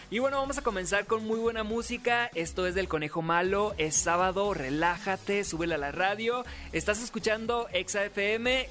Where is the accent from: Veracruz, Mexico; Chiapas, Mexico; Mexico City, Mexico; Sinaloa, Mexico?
Sinaloa, Mexico; yo también soy de Sinaloa